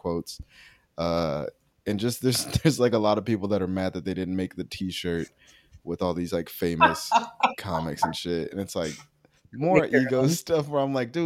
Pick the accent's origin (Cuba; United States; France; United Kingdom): United States; Washington; I'm from Washington